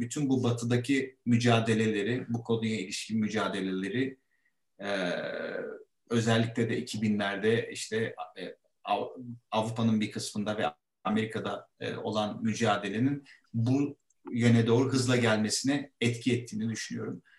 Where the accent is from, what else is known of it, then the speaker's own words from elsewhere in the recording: İzmit, Kocaeli, Turkey; moved away as an adult; now in Istanbul, Turkey; İzmit'ten orada büyüdük. Burada İstanbul'da okulları okuduk